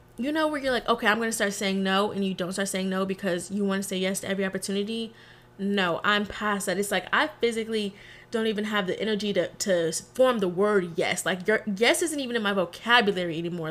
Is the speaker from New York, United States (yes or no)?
no; Texas, United States; also born or lived in New Orleans; I'm from Texas. I rep Texas to the day I die. Very much a Texas girl through and through